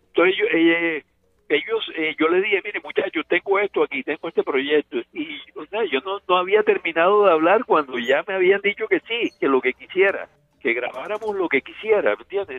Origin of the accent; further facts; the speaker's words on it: Caribbean Region, Colombia; esta música de las bandas en, la región mía donde yo nací, siempre eso estuvo presente en mi vida